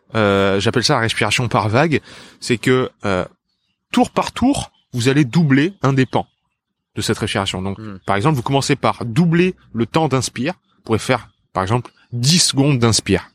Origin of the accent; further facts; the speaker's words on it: south of France, France; also born or lived in Japan; Je viens du sud de la France